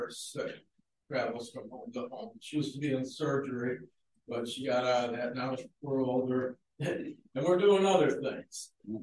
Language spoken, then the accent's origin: English; Niagara Falls, New York, United States; moved away as an adult; I was born and raised in Niagara Falls, New York.